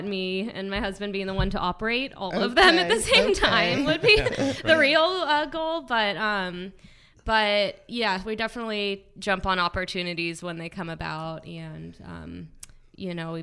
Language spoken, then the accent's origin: English; Groveland, California, United States; moved away as an adult; also born or lived in Saratoga / Chico; I'm from Groveland up near Yosemite